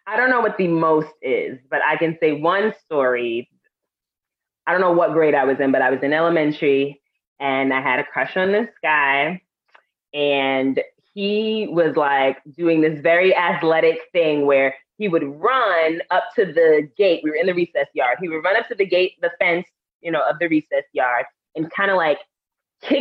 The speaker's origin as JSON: {"language": "English", "town": "New York City", "region": "New York", "country": "United States", "said": "We are both from Harlem"}